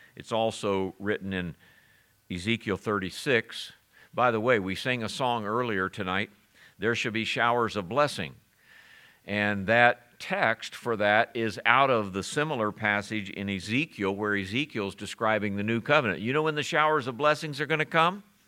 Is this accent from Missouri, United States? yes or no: yes; Springfield, Missouri, United States; Where are you born? I said in Missouri. He said where? I said Springfield